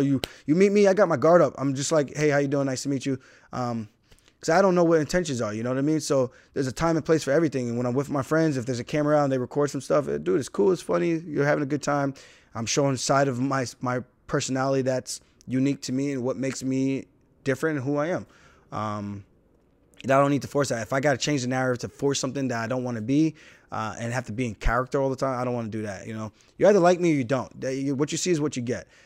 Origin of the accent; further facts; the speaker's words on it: United States; I'm American. My parents are Jamaican.